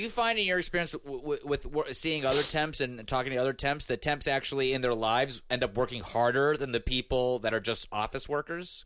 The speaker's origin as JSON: {"language": "English", "town": "Pittsburgh", "region": "Pennsylvania", "country": "United States", "tie": "born or raised there", "said": "growing up in Pittsburgh"}